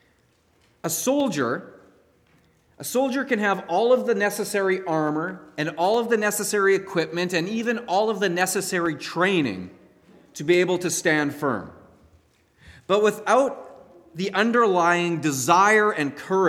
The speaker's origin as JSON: {"language": "English", "country": "Canada", "said": "as Canadian Christians"}